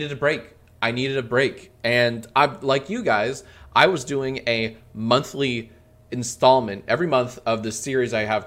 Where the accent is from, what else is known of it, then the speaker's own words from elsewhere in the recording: Maryland, United States; moved away as an adult; now in Los Angeles, United States; I'm from Maryland. I grew up in Maryland